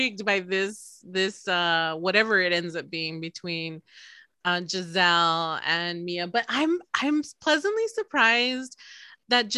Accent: the South, United States; I'm a Southerner

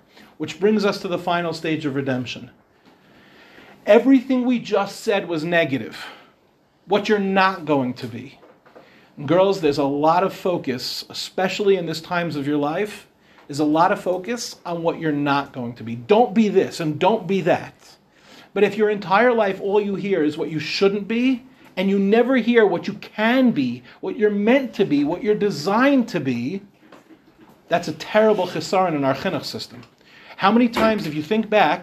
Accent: Meehan Avenue, New York, United States; also born or lived in Israel; I moved onto Meehan Avenue when I was 1 year old

